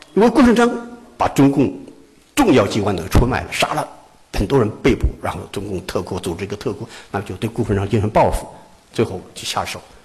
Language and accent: Chinese; Wuhan, Hubei, China; 做我们武汉人一定要了解到